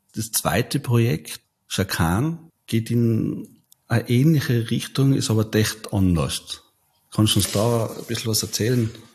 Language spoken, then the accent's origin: German; Tyrol, Austria; bei uns in Tirol